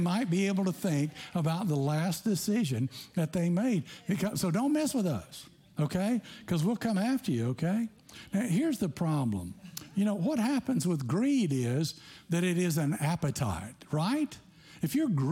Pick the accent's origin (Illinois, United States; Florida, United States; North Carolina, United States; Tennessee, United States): Tennessee, United States; growing up in Tennessee